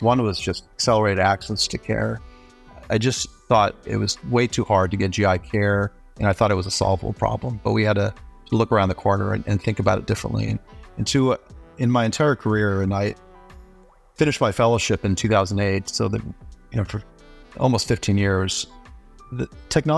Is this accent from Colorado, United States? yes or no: yes; Denver, Colorado, United States; also born or lived in Nepal / New York; we immigrated from Nepal to the U.S., when I was about two and a half, and I lived in a multi-generational household in the Denver suburbs